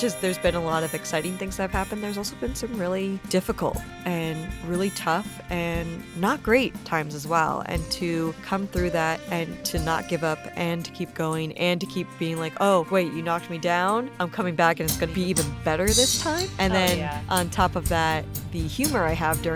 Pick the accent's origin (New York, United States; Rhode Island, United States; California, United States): Rhode Island, United States; moved away as an adult; also born or lived in Toronto, Canada; now in Canada; came down to the States and grew up in Rhode Island